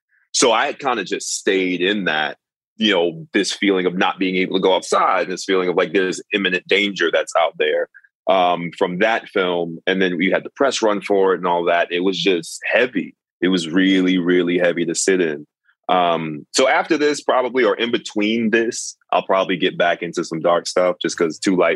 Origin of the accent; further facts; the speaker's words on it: New York, United States; I'm from New York